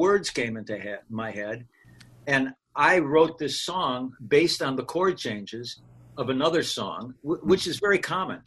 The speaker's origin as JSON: {"language": "English", "town": "Racine", "region": "Wisconsin", "country": "United States", "tie": "born or raised there", "moved": "yes", "said": "growing up in Racine"}